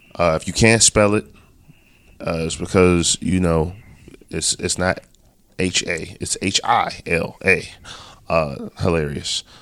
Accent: Baltimore, Maryland, United States; we're both from Baltimore.

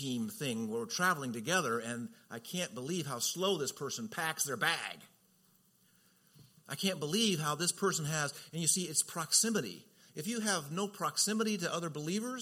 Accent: Southern California, United States; I'm from Southern Cal

